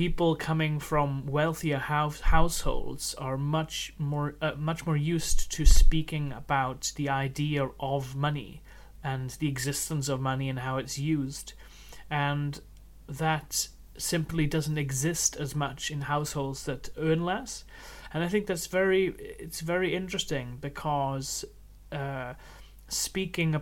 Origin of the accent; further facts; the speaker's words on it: Wales, United Kingdom; I grew up in Wales